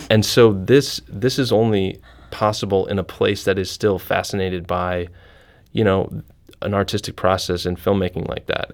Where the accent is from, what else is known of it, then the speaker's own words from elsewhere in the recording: Iowa, United States; also born or lived in Chicago / Los Angeles; now in St. Louis, United States; I'm originally from Iowa